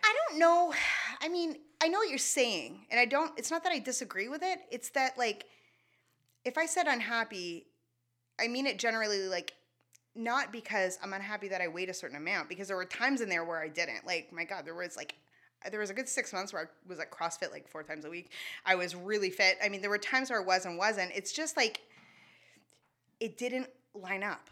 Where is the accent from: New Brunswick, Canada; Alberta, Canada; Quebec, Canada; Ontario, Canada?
New Brunswick, Canada; Shediac; first language English; And then we moved to Shediac.